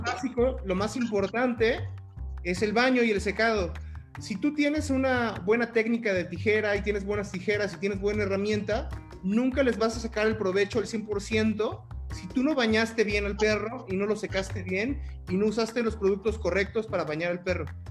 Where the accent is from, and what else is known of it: Mexico